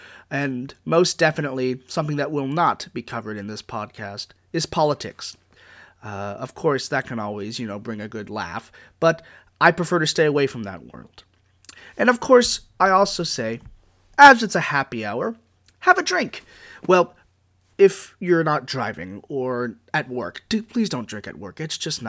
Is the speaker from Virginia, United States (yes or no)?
yes; Virginia, United States; Where I'm from, well, I'm from good old Virginia. I grew up in Northern Virginia